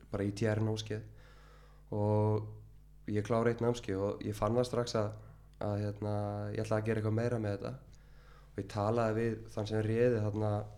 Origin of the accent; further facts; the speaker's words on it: Reykjavík, Capital Region, Iceland; er semst úr Skerriferði og uh, ég bjóð þar í 30 ár